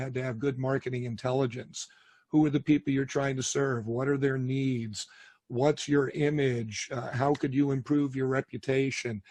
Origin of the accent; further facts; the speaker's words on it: New York City, New York, United States; I was born in New York City, grew up in that area of the country